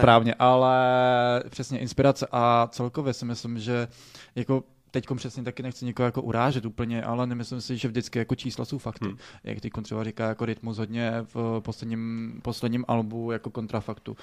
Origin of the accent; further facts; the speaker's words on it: Czechia; my jsme na to experti, jako Češi